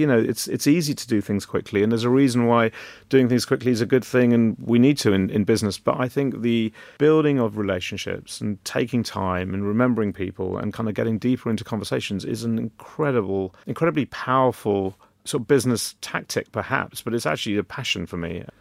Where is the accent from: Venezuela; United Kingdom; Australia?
United Kingdom; London; I was very lucky being born and brought up in London